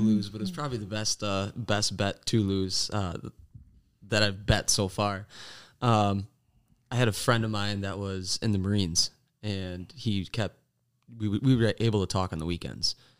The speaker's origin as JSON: {"language": "English", "town": "De Pere", "region": "Wisconsin", "country": "United States", "said": "I'm from Depeer, Wisconsin, technically West Depeer"}